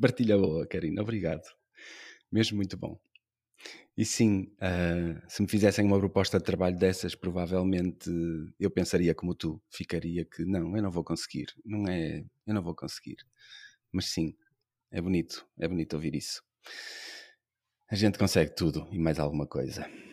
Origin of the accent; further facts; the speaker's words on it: Braga, Norte, Portugal; now in Porto, Portugal; Eu gosto de viver no Porto e estou aqui desde 2009, que também não sou daqui, sou de Braga. Mas, apesar de ser do centro da cidade também, de Braga